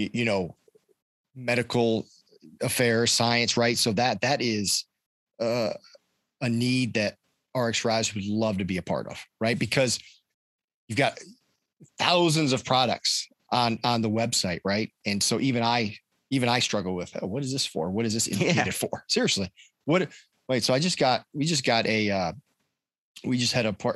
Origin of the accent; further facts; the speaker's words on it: Ohio, United States; also born or lived in Washington, District of Columbia, United States; now in Raleigh, United States; I'm originally from Ohio